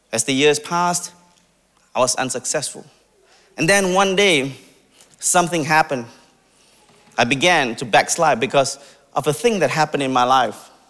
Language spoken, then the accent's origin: English; India; I'm Indian, by the way, if you can't tell.